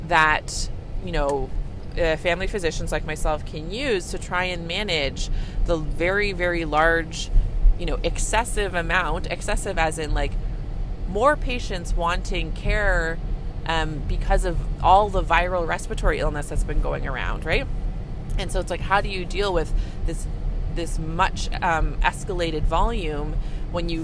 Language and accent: English; Canada; I'm a Canadian family physician